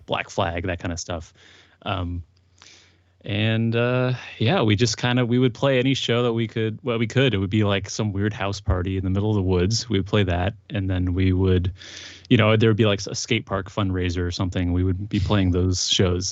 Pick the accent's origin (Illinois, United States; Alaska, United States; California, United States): California, United States; Santa Rosa; also born or lived in Windsor, California; I grew up in Santa Rosa